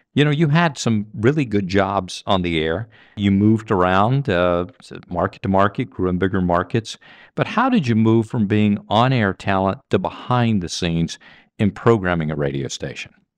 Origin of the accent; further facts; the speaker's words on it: Mississippi, United States; I grew up in Mississippi